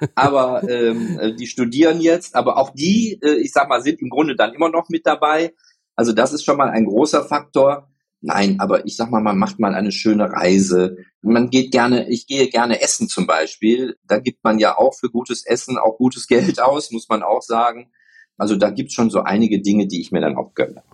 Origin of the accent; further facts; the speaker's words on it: Spain; also born or lived in Mallorca; ich werde ja nächstes Jahr 60 und ich bin Spanier